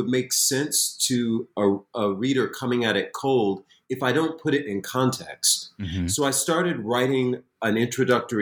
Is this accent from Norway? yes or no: no; Springfield, Massachusetts, United States; I grew up in Springfield, Massachusetts